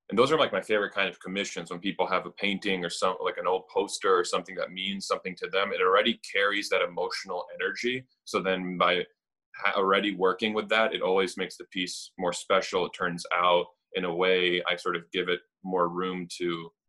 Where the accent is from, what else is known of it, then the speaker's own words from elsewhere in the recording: Madison, Wisconsin, United States; also born or lived in Romania / San Francisco / Milwaukee / Green Bay; I was raised in San Francisco and Milwaukee and then Green Bay and then finally in second grade we landed in Madison. So I was like essentially for all intensive purposes raised in Madison.